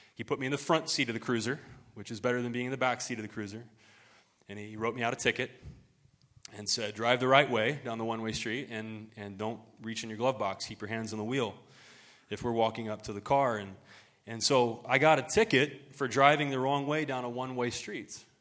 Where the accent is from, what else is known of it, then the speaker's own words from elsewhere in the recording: Ohio, United States; moved away; my hometown back in Ohio